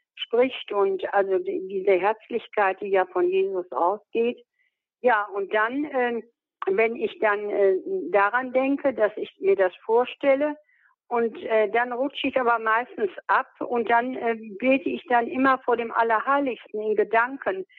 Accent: Münster, North Rhine-Westphalia, Germany; in Münster vor, wo ich herkomme.

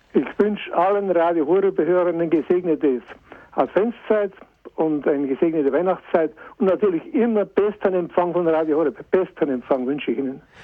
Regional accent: Bad Aibling, Bavaria, Germany; zur Ausfahrt Bad Aibling, in meiner Heimat

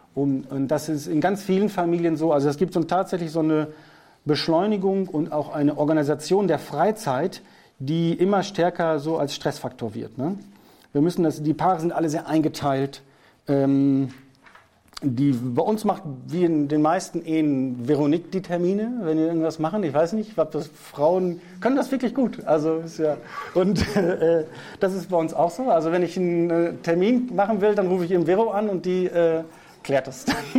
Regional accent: North Rhine-Westphalia, Germany; first language German; Ich bin aus Westfalen, Nordrhein-Westfalen

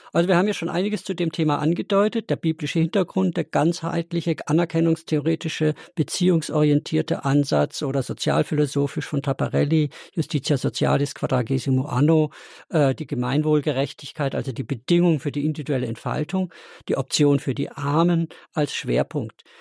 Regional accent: Black Forest, Baden-Württemberg, Germany; Ich komme gebürtig auch aus dem Schwarzwald

